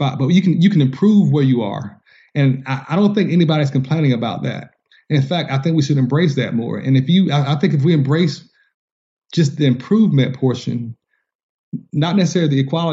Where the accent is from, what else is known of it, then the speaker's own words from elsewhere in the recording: Georgia, United States; I'm from Georgia.